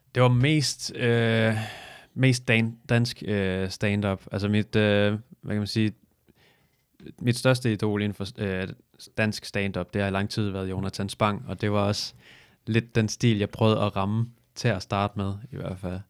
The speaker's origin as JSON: {"language": "Danish", "area": "Falster", "region": "Zealand", "country": "Denmark", "said": "Jeg kommer fra Falster"}